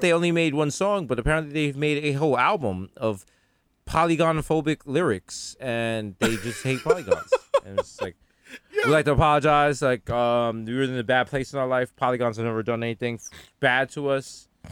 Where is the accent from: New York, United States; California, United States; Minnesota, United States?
New York, United States; New York City; moved away; We're still from the Bronx